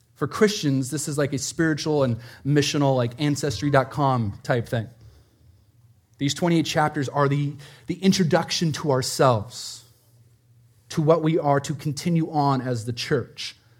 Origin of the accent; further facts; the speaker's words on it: Prescott, Arizona, United States; moved away; I grew up in Prescott, Arizona